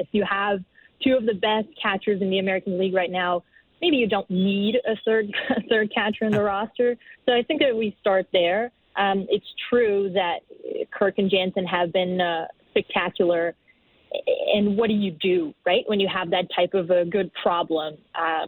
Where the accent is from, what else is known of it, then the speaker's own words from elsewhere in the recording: Brazil; moved away as an adult; now in Toronto, Canada; I come from Brazil. I've been in Toronto for 4 years now.